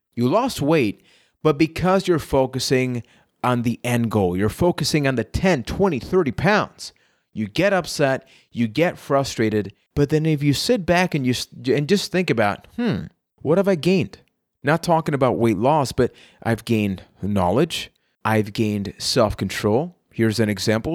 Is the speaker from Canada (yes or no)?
no; Puerto Rico; I am from Puerto Rico